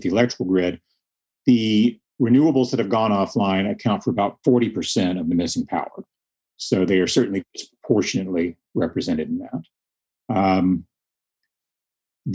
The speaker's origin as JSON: {"language": "English", "region": "Texas Panhandle", "country": "United States", "tie": "born or raised there", "said": "I grew up in the Panhandle"}